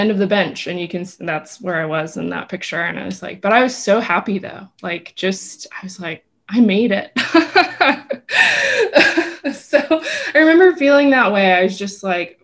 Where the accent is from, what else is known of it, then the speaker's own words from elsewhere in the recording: Texas, United States; moved away as an adult; also born or lived in South Carolina; growing up in Texas